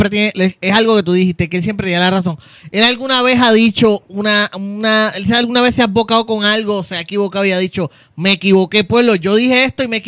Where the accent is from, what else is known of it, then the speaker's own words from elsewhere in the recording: Morovis, Puerto Rico; yo soy de Morovis, loco. Yo sí estudié escuela pública igual que tú.